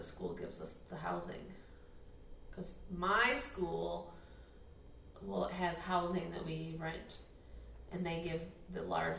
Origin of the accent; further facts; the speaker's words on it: Michigan, United States; now in Mexico City, Mexico; that's what we do in Michigan.